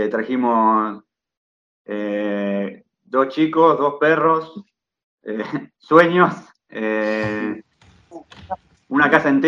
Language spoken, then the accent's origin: Spanish; Vicente López, Buenos Aires Province, Argentina; now in Italy; Eh, estamos acá desde el 31 de diciembre, poquito. Em, venimos de Buenos Aires, Vicente López